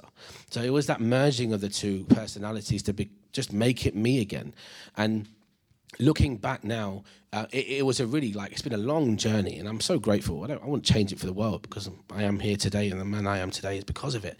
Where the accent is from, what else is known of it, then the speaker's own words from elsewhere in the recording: Leicester, East Midlands, United Kingdom; I'm an Indian lad from Leicester